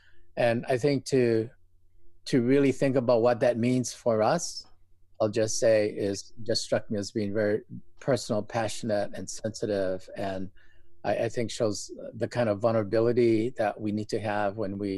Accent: Hawaii, United States; also born or lived in New York / Boston; I was born and raised here in Hawaii. Did some schooling in New York and Boston, and came back to Hawaii in 1985.

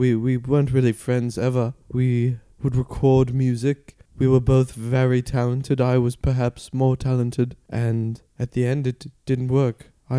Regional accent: Manchester, North West England, United Kingdom; I haven't gone by that since I was a youth, and growing up in Manchester

